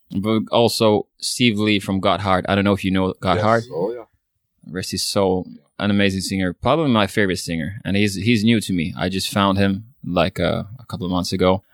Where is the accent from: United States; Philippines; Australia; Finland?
Finland; first language Swedish; English is a second language; I'm a Swedish speaking Finn, which means Swedish is my mother tongue.